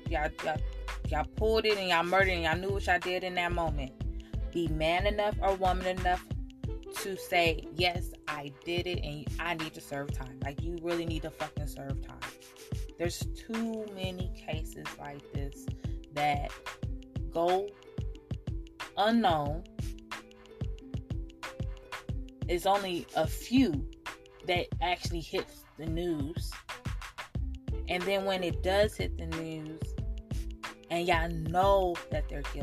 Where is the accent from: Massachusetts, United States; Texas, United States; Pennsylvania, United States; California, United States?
California, United States; Oakland; I'm from Oakland, California.